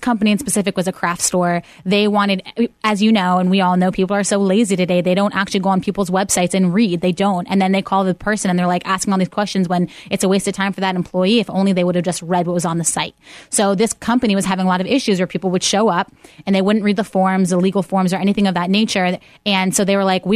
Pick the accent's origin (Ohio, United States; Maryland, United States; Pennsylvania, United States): Pennsylvania, United States; Pittsburgh; moved away; I'm born and raised in Pittsburgh.